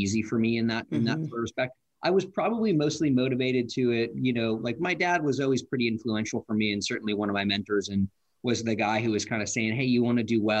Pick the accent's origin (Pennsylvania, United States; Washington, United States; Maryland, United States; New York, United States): Washington, United States; Issaquah; I grew up in Issaquah